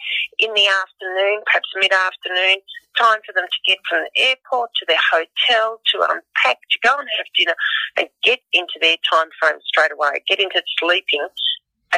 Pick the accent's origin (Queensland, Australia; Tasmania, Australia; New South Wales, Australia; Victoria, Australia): Victoria, Australia; Wilson's Promontory area; I was born around Wilson's Promontory area